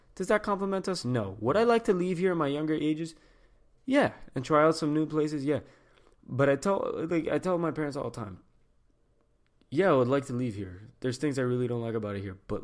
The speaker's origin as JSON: {"language": "English", "town": "Miami", "region": "Florida", "country": "United States", "tie": "born or raised there", "said": "Miami. In the sense where, like, growing up in the Cuban culture, like, we know how strict it was"}